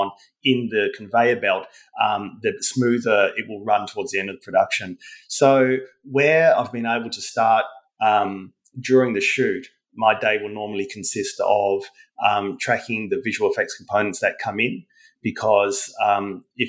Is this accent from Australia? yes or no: yes; Tasmania, Australia; moved away as an adult; also born or lived in Singapore; now in Sydney, Australia; I'd done my honours down in my home state of Tasmania, which is a small state in Australia